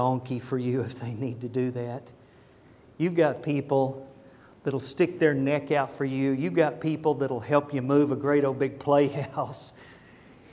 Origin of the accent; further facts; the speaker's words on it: United States; I'm an American and I'm proud